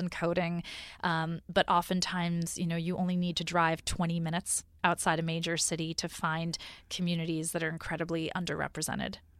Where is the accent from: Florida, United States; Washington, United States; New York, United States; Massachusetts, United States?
New York, United States; moved away as an adult; also born or lived in California; I grew up in New York. I had lived in New York my whole life